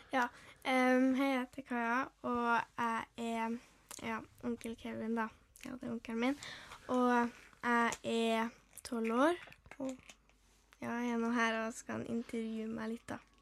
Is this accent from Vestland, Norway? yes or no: no; Trondheim, Trøndelag, Norway; jeg er fra Trondheim